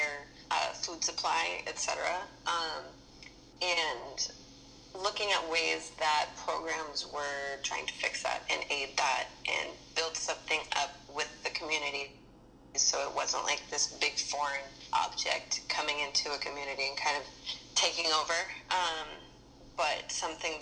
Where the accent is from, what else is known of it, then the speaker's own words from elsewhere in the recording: Berkeley, California, United States; moved away as an adult; also born or lived in Oakland; now in Los Angeles, United States; I grew up in Berkeley, and I grew up, you know, being in Oakland a lot